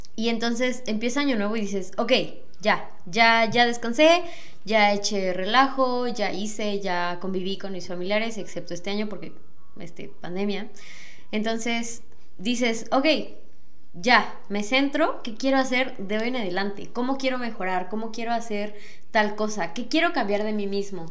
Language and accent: Spanish; Mexico; como mexicanos, porque la mayoría de las personas mexicanas somos cristianas católicas